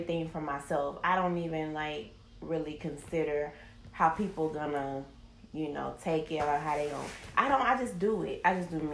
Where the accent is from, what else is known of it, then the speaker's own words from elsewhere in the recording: Greenville, United States; moved away; I'm from the country. I'm from Greenville